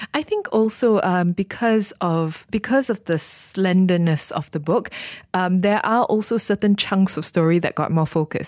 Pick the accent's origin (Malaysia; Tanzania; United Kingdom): Malaysia; as a Malaysian